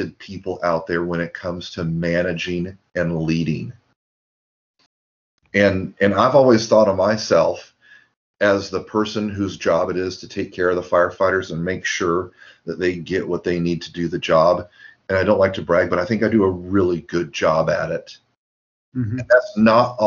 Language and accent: English; Lincoln, Nebraska, United States; now in Davis, United States; as a kid growing up in Lincoln, Nebraska